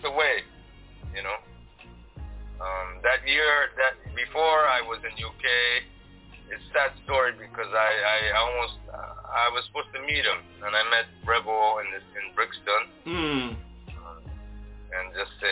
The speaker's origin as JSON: {"language": "English", "country": "Japan", "moved": "as an adult", "lives_now": "Amsterdam, Netherlands", "said": "Japan is my home"}